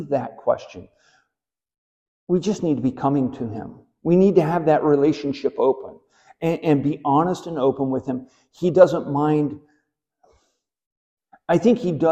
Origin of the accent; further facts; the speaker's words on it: Southwest Missouri, United States; I grew up in Southwest Missouri